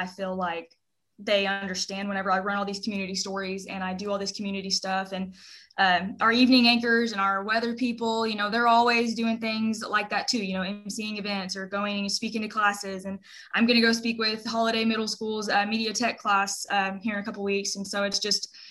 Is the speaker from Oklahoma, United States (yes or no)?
yes; Henrietta, Oklahoma, United States; I'm from Henrietta, Oklahoma